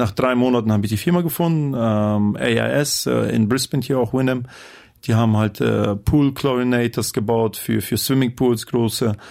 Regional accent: Osnabrück, Lower Saxony, Germany; Ich komme aus Osnabrück, seitdem ich vier bin. Meine Eltern sind Russlandsdeutsche aus Kasachstan. Bei uns in der Gegend gab es viele Russlandsdeutsche.

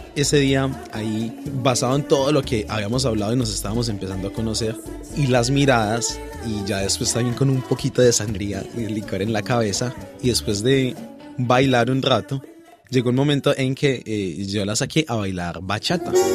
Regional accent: Pereira, Risaralda, Colombia; moved away as an adult; now in Australia; de Pereira, mm, en Colombia nos consideran de que somos parte de los paisas

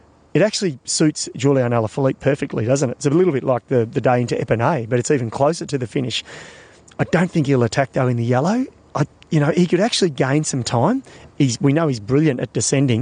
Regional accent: Australia; being an Australian

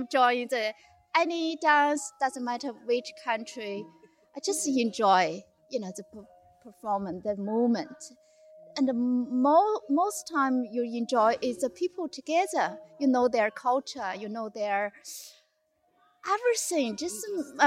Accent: Harbin, Heilongjiang, China; English is a second language; moved away as an adult; now in Bendigo, Australia; I'm from China. North of China, they call Ice City.

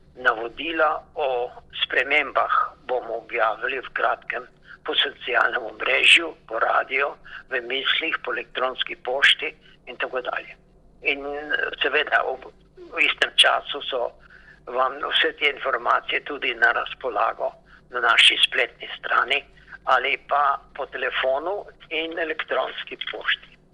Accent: Slovenia; now in Melbourne, Australia

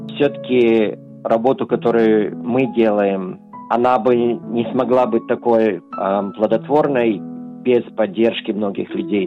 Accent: Australia; когда я рос, в Австралии

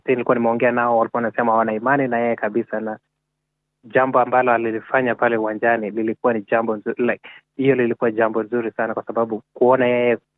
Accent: Kenya; nimekuwa nikivaa jezi langu la Kenya, na kwa sababu niko very proud of what they have done, na kwa hivyo sasa ina like hata hapa hapa sasa, ukiambia mtu mi natoka Kenya

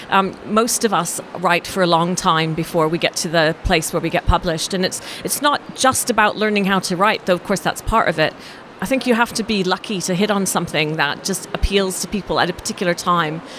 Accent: Canada; also born or lived in France / Australia; now in England, United Kingdom; I was born in France. And then I was raised in Canada, moved to Australia, and then moved to England.

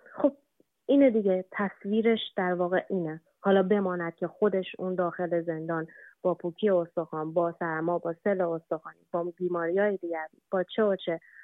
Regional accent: Iran; ایران وطن ماست ایران کشور ماست ما قبل از هر چیز ایرانی هستیم

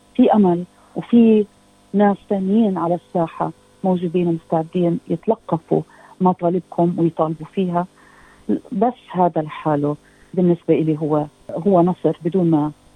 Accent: Palestine; now in Australia; كفلسطينيه استراليه

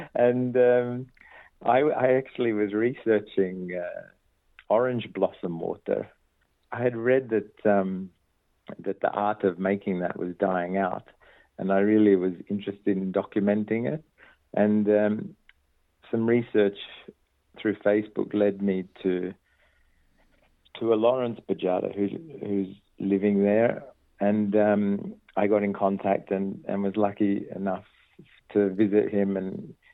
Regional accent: Perth, Western Australia, Australia; born there; So the Maltese heritage is on my dad's side and um, a lot of I was born in Perth and a lot of his family are in Perth

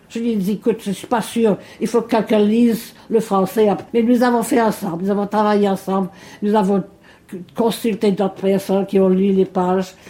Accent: Mauritius; moved away as an adult; now in Melbourne, Australia; le jour que j'ai quitté Maurice

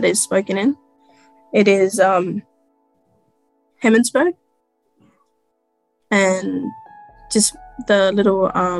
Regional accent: Alice Springs, Northern Territory, Australia; I'm from Alice Springs. So the language I'm going to be talking about is Westerlander. I've spoken it for most of my life.

